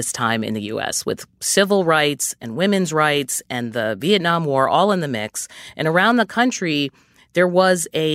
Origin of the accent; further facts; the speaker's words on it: outside of Boston, Massachusetts, United States; I grew up outside of Boston in the decade after the school busing crisis